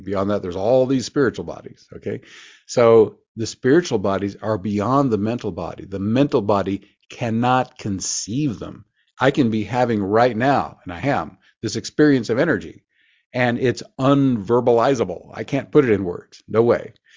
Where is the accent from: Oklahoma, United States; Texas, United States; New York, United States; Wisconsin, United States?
Oklahoma, United States; Forgive the accent. I grew up in Oklahoma